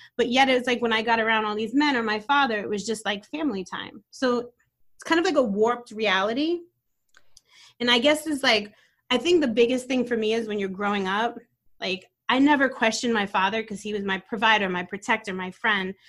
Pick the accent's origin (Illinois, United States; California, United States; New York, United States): New York, United States; New York City; also born or lived in Brooklyn, New York; I was born in Brooklyn, New York, and I moved to Staten Island when I was about eight years old